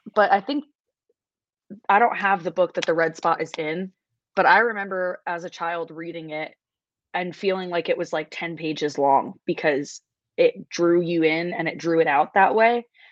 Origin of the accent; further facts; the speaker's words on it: New York City, New York, United States; I grew up in New York City, so like we didn't have a lot of nature around